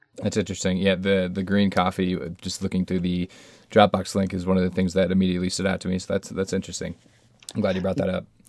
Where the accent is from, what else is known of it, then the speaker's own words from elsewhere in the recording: Colorado, United States; my home state of Colorado